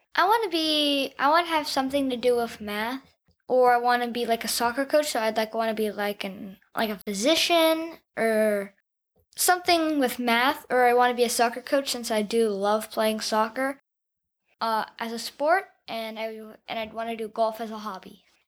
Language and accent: English; Houston, Texas, United States; also born or lived in Atlanta, Georgia / Connecticut; I live in Houston, Texas. I go to the John Cooper School, um, I've, I was born in Atlanta, then I moved to Connecticut, and then I moved to Texas, where, where I've lived for five years.